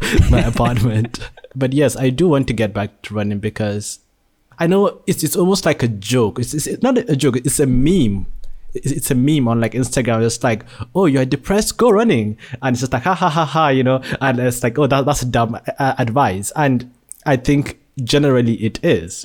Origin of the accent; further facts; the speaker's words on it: Nigeria; now in Malaysia; I was born in Nigeria, but have been living in Malaysia for the past sixteen years.